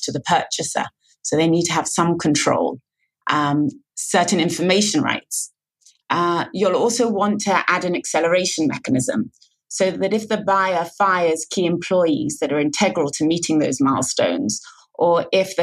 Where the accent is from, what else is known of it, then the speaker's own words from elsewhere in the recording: London, United Kingdom; now in Tel Aviv, Israel; I'm originally from London, but I now live in Tel Aviv, Israel